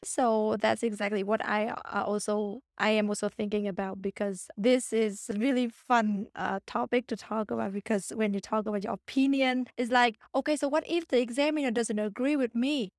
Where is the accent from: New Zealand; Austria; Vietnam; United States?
Vietnam; English is a second language; moved away; I'm from Vietnam